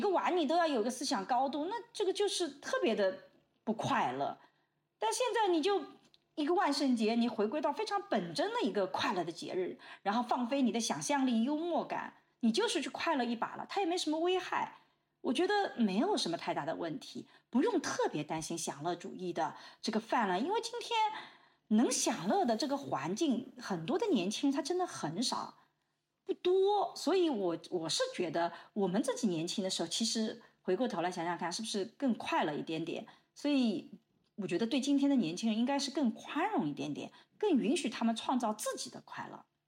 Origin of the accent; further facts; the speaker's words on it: China; 我们中国人一直讲天下大同